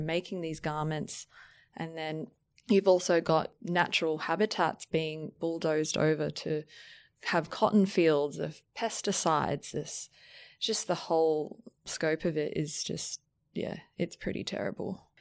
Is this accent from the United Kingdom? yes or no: no; Brisbane, Queensland, Australia; now in Sydney, Australia; I'm actually from Brisbane, and every time I look out into the harbour, I feel so grateful for living here